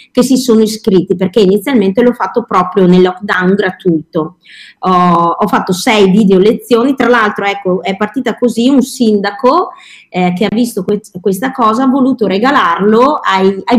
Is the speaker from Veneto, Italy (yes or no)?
yes; Verona, Veneto, Italy; allora io sono di Verona, ecco che così, e quindi avevo fatto qualcosina eh, dei video di ricette per bambini con la tv qua locale